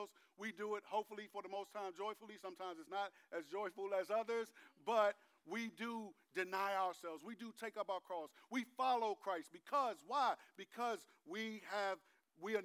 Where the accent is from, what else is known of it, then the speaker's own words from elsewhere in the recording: Landover, Maryland, United States; I'm from Landover, not just that I went to Bowie High School and graduated from there, not just that I'm a native Prince Georgian